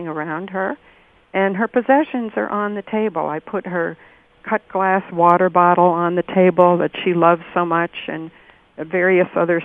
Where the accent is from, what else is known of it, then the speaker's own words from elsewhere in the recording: Great Neck, New York, United States; now in Rochester, United States; I grew up in Great Neck, Long Island